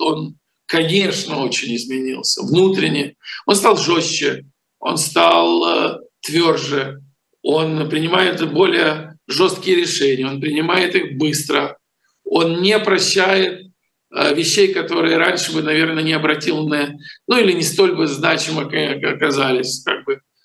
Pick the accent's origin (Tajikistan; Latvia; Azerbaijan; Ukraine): Ukraine; moved away; если бы я не родился в Украине, не вырос, не построил там огромный телевизионный канал